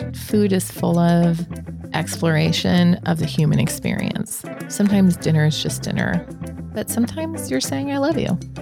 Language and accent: English; Omaha, Nebraska, United States; I'm born and raised in Omaha. I grew up in South Omaha